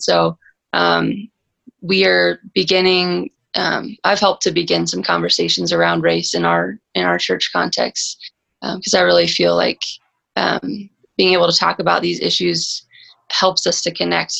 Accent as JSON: {"language": "English", "region": "Texas", "country": "United States", "moved": "as an adult", "lives_now": "Colorado Springs, United States", "said": "I'm originally from Texas, but moved out here almost two years ago"}